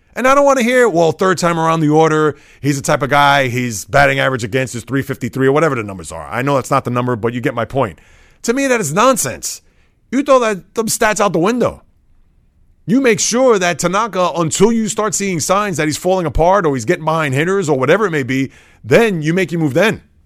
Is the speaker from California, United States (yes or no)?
no; New York City, New York, United States; growing up in the Bronx, being a Met fan